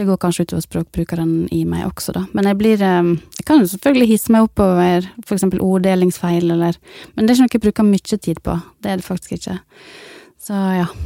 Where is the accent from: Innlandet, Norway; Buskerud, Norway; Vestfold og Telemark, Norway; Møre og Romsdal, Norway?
Møre og Romsdal, Norway; Ørsta; jeg har vokst opp i Ørsta